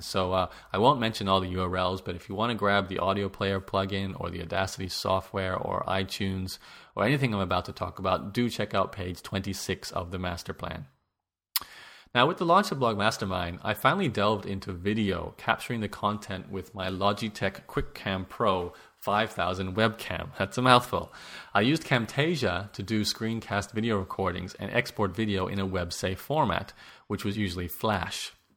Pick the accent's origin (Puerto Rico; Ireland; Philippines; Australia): Australia; As an Australian